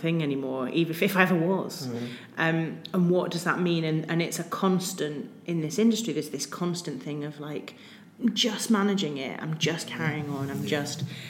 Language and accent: English; Wolverhampton, West Midlands, United Kingdom; I'm from Wolverhampton